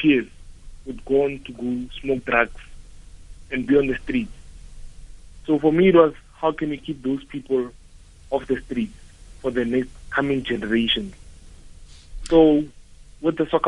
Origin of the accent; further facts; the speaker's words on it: Pretoria, Gauteng, South Africa; I started playing soccer in my township where I come from. So I come from Atteridgeville, which is a small township in Atteridgeville, in Pretoria